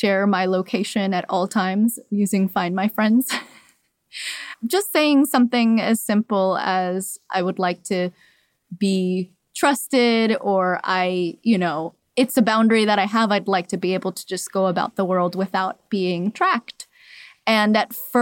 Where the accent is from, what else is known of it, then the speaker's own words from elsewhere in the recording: Miami, Florida, United States; also born or lived in Cuba; I was born in Cuba and raised in Miami